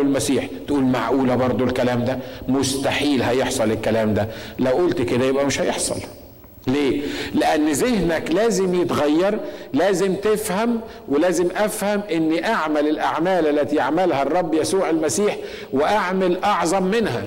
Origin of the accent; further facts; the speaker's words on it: Egypt; عندنا في مصر